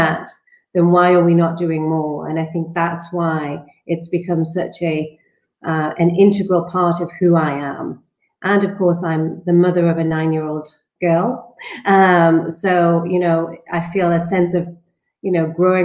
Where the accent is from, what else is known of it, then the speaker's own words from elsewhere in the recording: the north of England, United Kingdom; I grew up in Northern England